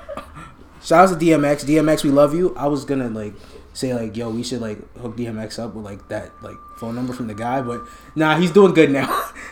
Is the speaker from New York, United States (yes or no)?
yes; New York City, New York, United States; I grew up in Queens.